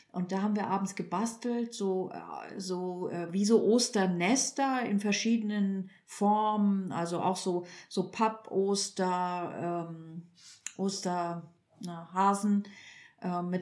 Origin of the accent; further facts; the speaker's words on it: Northern Germany, Germany; moved away; ich komme ja ursprünglich aus Norddeutschland